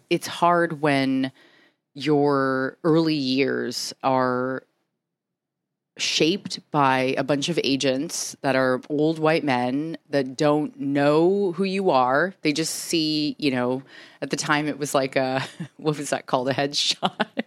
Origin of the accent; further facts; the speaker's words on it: San Diego, California, United States; moved away as an adult; also born or lived in New York; I'm from San Diego originally